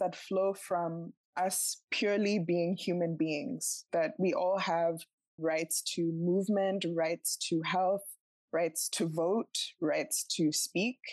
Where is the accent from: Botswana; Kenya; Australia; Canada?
Botswana; I grew up in Botswana